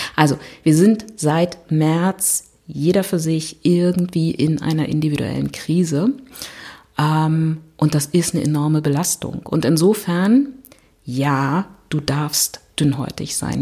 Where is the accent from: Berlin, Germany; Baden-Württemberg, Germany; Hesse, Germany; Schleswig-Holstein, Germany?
Berlin, Germany; ich komme aus Berlin